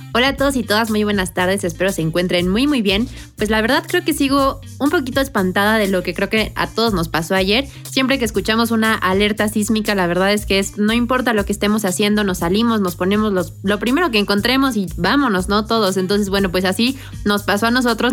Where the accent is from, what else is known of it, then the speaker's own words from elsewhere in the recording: Mexico; nosotros como mexicanos